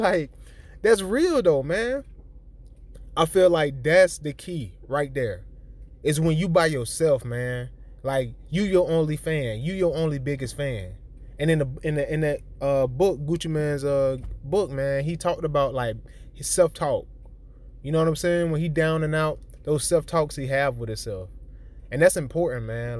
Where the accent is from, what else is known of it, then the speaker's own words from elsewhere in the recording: the South, United States; I'm from the South